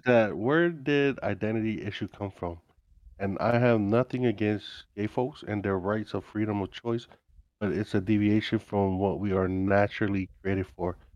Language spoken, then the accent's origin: English; Hawaii, United States; moved away as an adult; I grew up in Hawaii